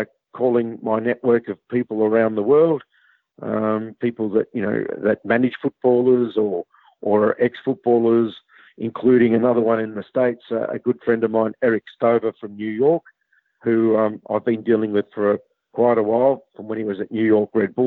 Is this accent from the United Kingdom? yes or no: no; Australia; growing up in Australia